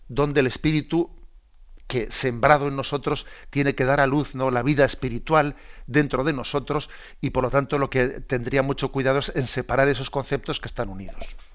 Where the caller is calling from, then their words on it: Mérida, Extremadura, Spain; de Mérida.